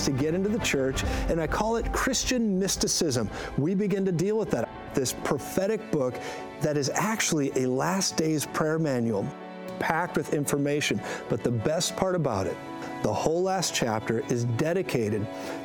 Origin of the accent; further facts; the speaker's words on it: Colorado, United States; I'm from Colorado